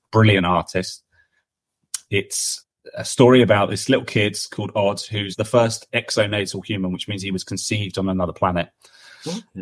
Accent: London, United Kingdom; I grew up in London

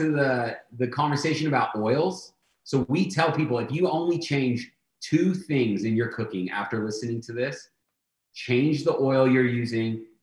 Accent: San Diego, California, United States; And then growing up in San Diego, obviously there is an influence on the menu from Mexican cuisine.

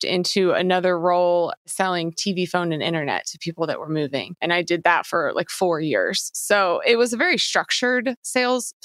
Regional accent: Kentucky, United States; moved away as an adult; now in Los Angeles, United States; I'm originally from Kentucky.

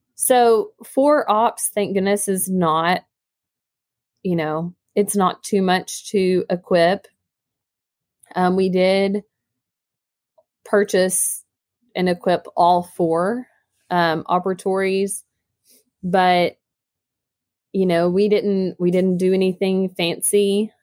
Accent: Northeast Arkansas, United States; also born or lived in Jonesboro, Arkansas; I'm actually from Northeast Arkansas

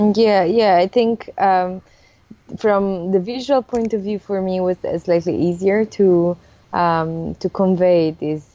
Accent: Italy; moved away as an adult; also born or lived in Germany; now in Switzerland; I was coming from Italy

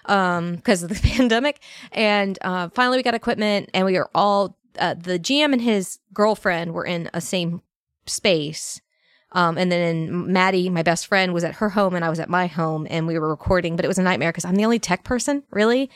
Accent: Northern Virginia, United States; moved away as an adult; also born or lived in Alabama; I grew up in Northern Virginia, a very bougie, uh, Northern Virginia town

